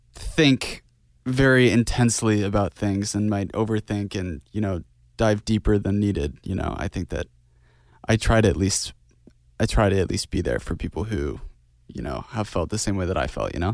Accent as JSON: {"language": "English", "region": "Idaho", "country": "United States", "tie": "born or raised there", "said": "Growing up in Idaho, everything was very quiet"}